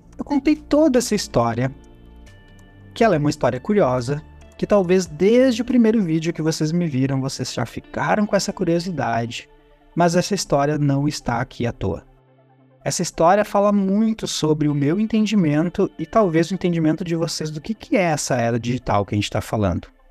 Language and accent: Portuguese; Gaúcho, Rio Grande do Sul, Brazil; como bom gaúcho, a gente fazia churrasco